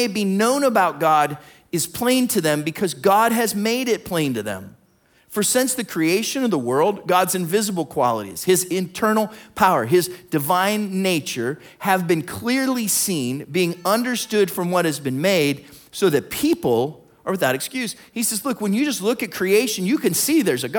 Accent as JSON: {"language": "English", "town": "Warren", "region": "Ohio", "country": "United States", "tie": "born or raised there", "said": "I grew up in Warren, Ohio"}